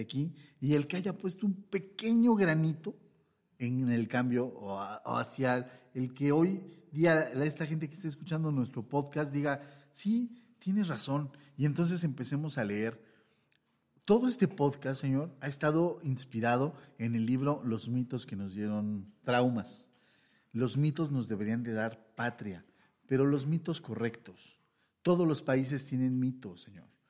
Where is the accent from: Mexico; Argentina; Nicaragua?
Mexico; eso es lo que somos. Mexicanos.